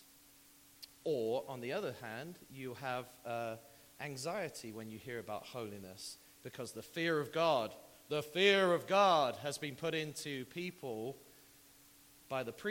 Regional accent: United Kingdom; moved away; also born or lived in Texas; I'm British

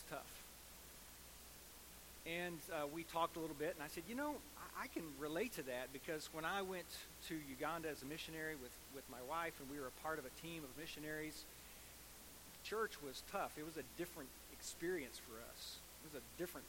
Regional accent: United States; as American Christians

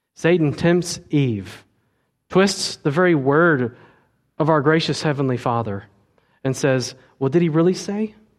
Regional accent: United States; we as American twenty-first century Christians

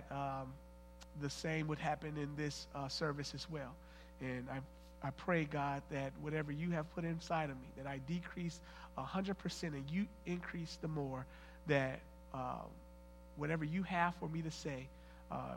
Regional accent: Flint, Michigan, United States; from Flint, and my wife, Miosha, we've been married for 15 years

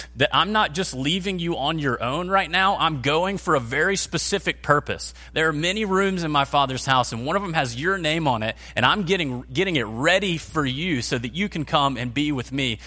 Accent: United States; American Christians because we live in one of the most wealthy, comfortable, safe countries in the history of the world

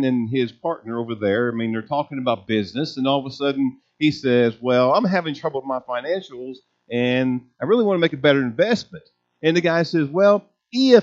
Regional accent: United States; us being American Christians

